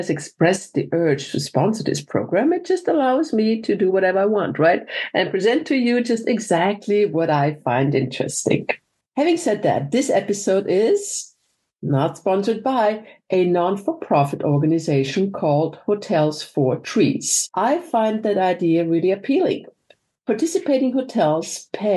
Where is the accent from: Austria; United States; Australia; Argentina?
Austria; Vienna; I'm from Vienna